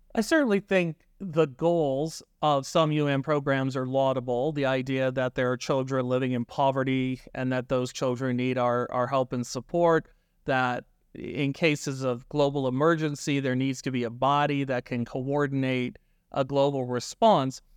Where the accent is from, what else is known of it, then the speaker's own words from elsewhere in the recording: Canada; our country